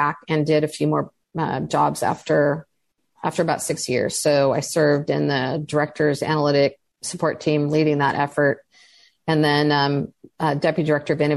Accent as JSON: {"language": "English", "region": "California", "country": "United States", "tie": "born or raised there", "said": "I grew up in California"}